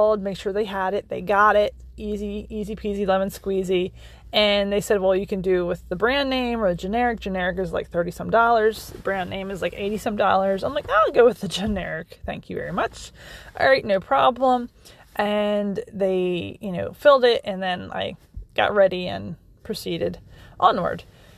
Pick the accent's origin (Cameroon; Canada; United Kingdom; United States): United States; Maryland; moved away as an adult; now in Pennsylvania, United States; I grew up in Maryland.